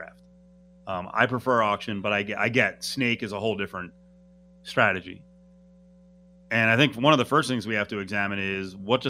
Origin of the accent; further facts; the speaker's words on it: Northeast, United States; I'm from the Northeast.